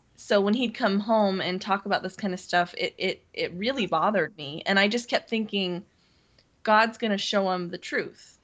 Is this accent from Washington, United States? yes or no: yes; Seattle, Washington, United States; also born or lived in Montana; I grew up here in mm-hmm. Seattle or, mm-hmm. or, in the Northwest